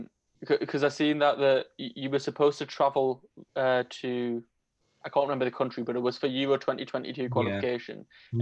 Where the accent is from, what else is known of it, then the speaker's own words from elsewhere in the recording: Newcastle upon Tyne, North East England, United Kingdom; I'm from Newcastle.